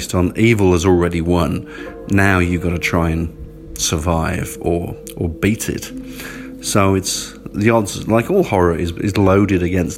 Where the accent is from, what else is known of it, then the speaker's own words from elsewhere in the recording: England, United Kingdom; I sort of grew up, you know, being obviously English